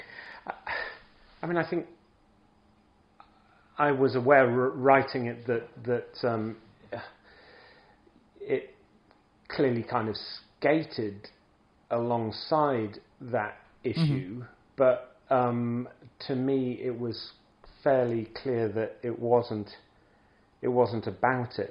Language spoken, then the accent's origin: English; England, United Kingdom; moved away as an adult; now in Scandinavia; I grew up in England, and I lived now a long time in Scandinavia